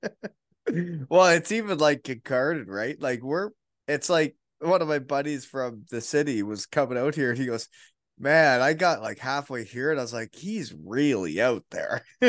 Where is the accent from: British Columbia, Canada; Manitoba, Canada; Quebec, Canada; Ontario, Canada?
Ontario, Canada; Elmira; moved away as an adult; now in Kincardine, Canada; I grew up in Elmira